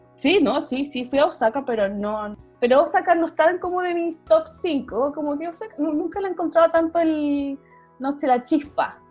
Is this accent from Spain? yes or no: no; Chile; moved away as an adult; also born or lived in Japan; now in Netherlands; soy chilena y hace casi nueve años que vivo en el extranjero